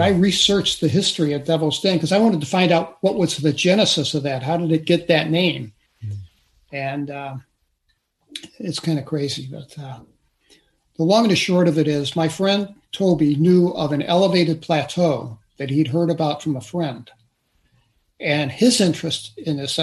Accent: St. Louis, Missouri, United States; I grew up in St. Louis City

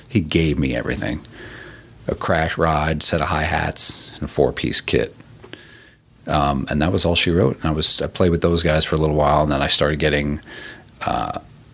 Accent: New York, United States; moved away as an adult; also born or lived in Bay Area / Raleigh, North Carolina / Colorado; I grew up in New York

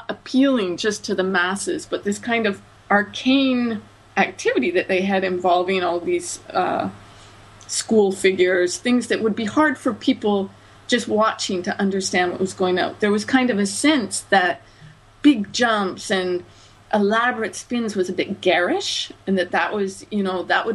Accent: Canada; my own perspective as a Canadian

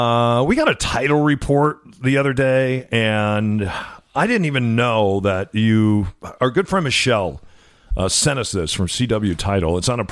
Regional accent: Illinois, United States; I grew up in Illinois

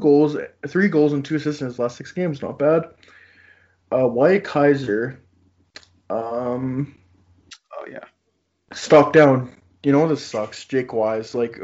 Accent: Canada; I'm Canadian.

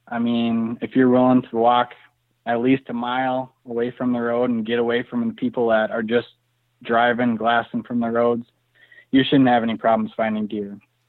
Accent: Minnesota, United States; Yeah, so growing up in Minnesota, we just sat in tree stands like everybody else in the Midwest.

